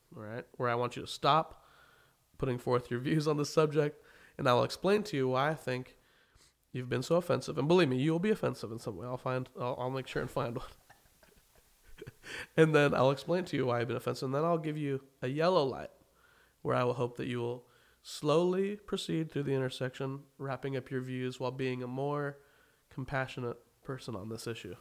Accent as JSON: {"language": "English", "town": "Wichita", "region": "Kansas", "country": "United States", "tie": "born or raised there", "moved": "as an adult", "said": "I remember growing up in Wichita and loving it"}